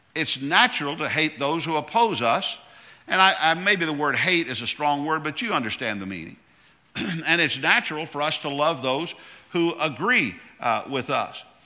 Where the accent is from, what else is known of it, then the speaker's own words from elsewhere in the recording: Tallahassee, Florida, United States; I'm from Tallahassee, Florida.